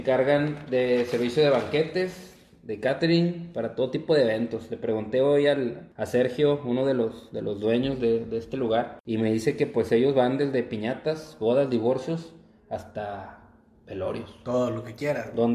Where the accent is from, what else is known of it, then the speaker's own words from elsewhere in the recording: Monterrey, Nuevo León, Mexico; no somos de ah, Mexicali. Somos de Monterrey. También somos del norte.